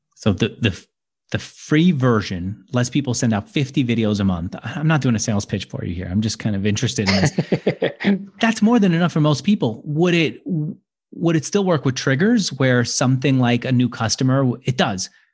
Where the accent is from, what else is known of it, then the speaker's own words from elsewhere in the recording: New York, United States; now in San Francisco, United States; I was born in New York. I am in San Francisco